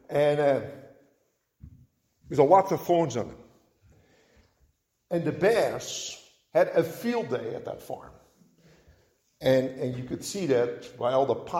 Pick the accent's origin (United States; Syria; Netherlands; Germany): Netherlands; moved away; growing up in Holland